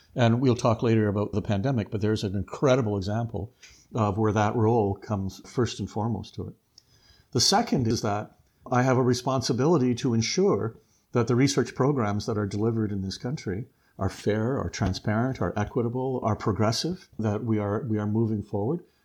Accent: Leamington, Ontario, Canada; I was from Leamington area, big agricultural area for it.

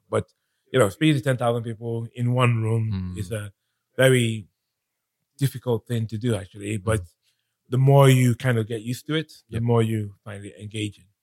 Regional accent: Nigeria; moved away as an adult; also born or lived in London, United Kingdom; now in United Kingdom; I was born in London. Mm-hmm. Um, my parents were studying in the UK and when I was about eight years old, mm-hmm. my parents decided to go back to Nigeria

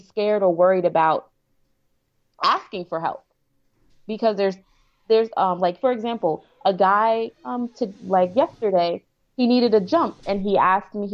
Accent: New York, United States; also born or lived in Maryland / Virginia; now in Houston, United States; I'm originally from New York.

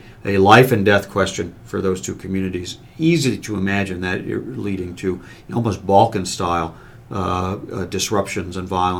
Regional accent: United States; my democratic values that I grew up with as an American run very deep

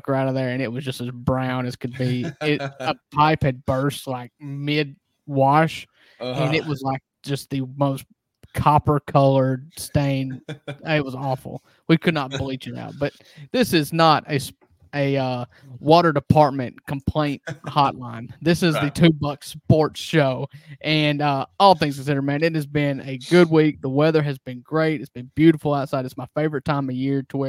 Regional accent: Kossuth, Mississippi, United States; growing up on Kossuth water, they used to tell us

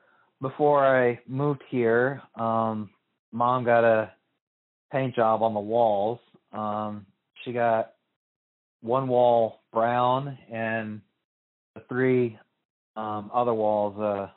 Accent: Omaha, Illinois, United States; also born or lived in Evansville, Indiana; I was born in Evansville, but I was raised in Omaha, Illinois.

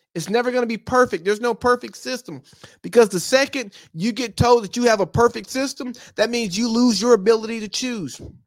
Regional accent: United States

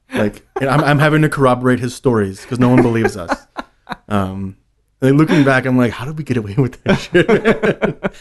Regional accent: New York, United States; growing up in New York

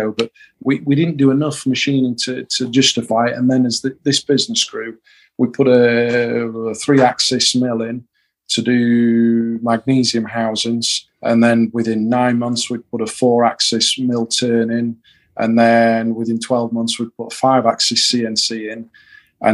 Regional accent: Yorkshire and the Humber, United Kingdom; we're from Yorkshire

